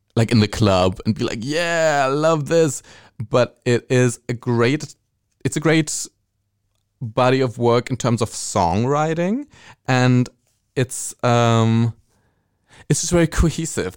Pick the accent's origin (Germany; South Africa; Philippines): Germany; accent: German; English is a second language; my German accent, speaking English